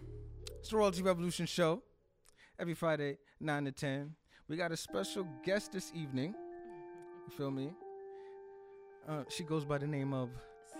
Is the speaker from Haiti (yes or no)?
yes; Haiti; I am Haitian